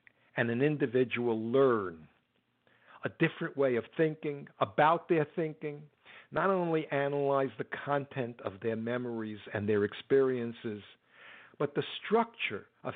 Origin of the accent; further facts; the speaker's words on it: United States; I'm an American